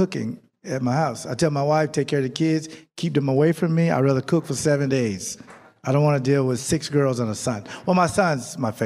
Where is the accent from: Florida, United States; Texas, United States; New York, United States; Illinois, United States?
Florida, United States; Jacksonville; I came up from Jacksonville, Florida, and Tony knows where I'm from, in the inner city, in the projects